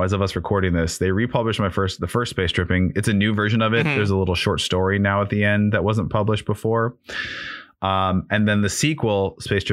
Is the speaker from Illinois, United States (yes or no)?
yes; Chicago, Illinois, United States; moved away; And we're both originally from Chicago. I don't live there anymore, but we're both originally from Chicago.